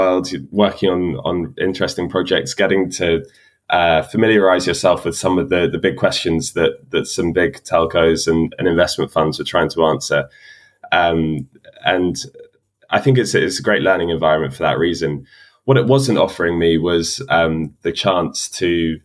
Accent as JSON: {"language": "English", "region": "London", "country": "United Kingdom", "tie": "born or raised there", "said": "I'm a Londoner, so I'm now working just up the road from where I went to school."}